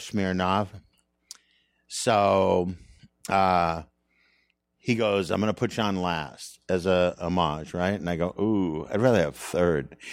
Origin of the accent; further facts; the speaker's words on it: Saint Paul, Minnesota, United States; moved away; I'm from Minnesota